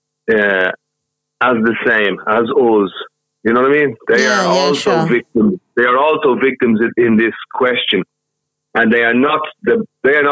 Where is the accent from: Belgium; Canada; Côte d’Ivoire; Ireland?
Ireland; Dublin, Leinster; I am from Ballymun in Dublin. So I am a Ballymunner